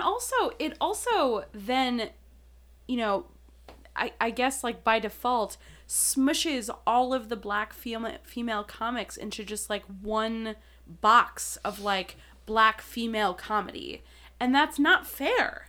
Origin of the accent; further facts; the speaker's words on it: Milwaukee, Wisconsin, United States; now in Chicago, United States; I was born in Milwaukee.